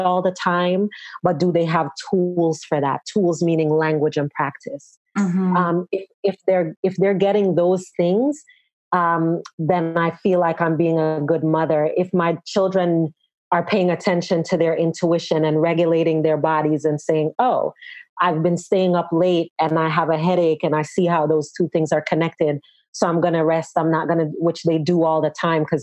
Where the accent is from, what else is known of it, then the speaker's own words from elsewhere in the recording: Jamaica; as a Jamaican